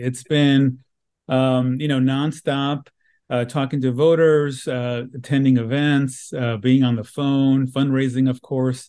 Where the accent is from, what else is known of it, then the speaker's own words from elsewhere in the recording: Los Angeles, California, United States; this is my hometown